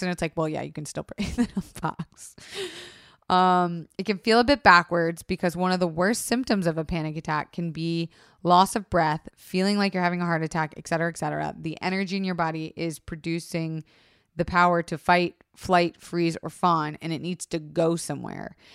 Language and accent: English; Florida, United States; I was raised in Florida